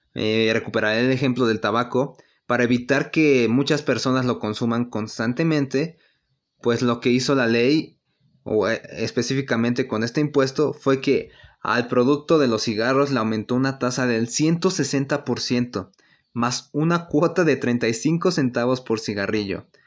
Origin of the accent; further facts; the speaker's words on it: Mexico; nosotros tenemos la obligación como mexicanos